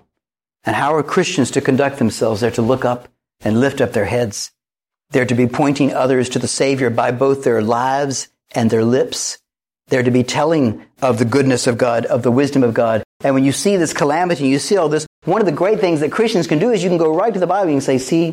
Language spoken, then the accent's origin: English; Wilmington, North Carolina, United States; I grew up right here in Wilmington, North Carolina